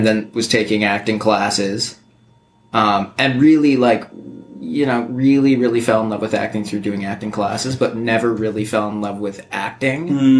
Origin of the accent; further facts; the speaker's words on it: Vancouver, British Columbia, Canada; moved away; also born or lived in New York; we grew up in Vancouver